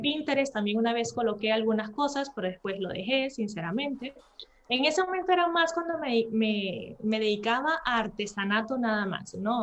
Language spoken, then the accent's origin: Spanish; Venezuela; moved away as an adult; also born or lived in Spain; now in Matosinhos, Portugal; yo soy de Venezuela y por eso es que mi español es así más fluido, inclusive que mi portugués, ¿no? En Venezuela estudié derecho